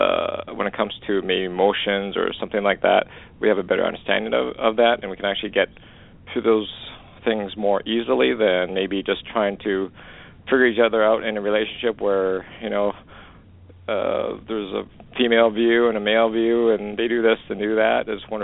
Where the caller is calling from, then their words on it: Canada; Actually, I'm calling from Canada.